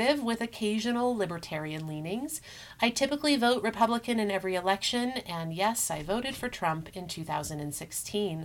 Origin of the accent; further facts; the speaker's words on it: Colorado, United States; also born or lived in Europe; I grew up in Colorado. I love Colorado. I attended both high school and college here in the Denver area.